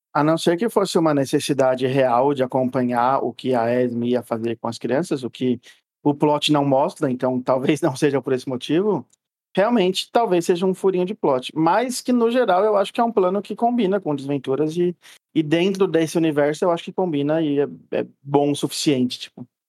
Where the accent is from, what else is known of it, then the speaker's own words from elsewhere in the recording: Brazil; como bom brasileiro que odeia roupa pesada e quente